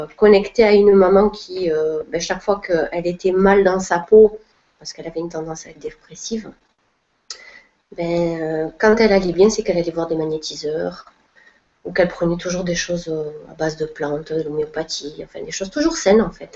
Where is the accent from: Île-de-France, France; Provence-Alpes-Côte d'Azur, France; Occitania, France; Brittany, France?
Occitania, France; Perpignan; moved away; also born or lived in Montpellier / Spain; je suis originaire du sud de la France, donc Perpignan